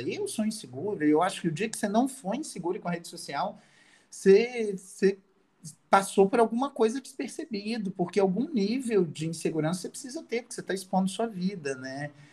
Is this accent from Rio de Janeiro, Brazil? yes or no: yes; Itaperuna, Rio de Janeiro, Brazil; Eu sou de Itaperuna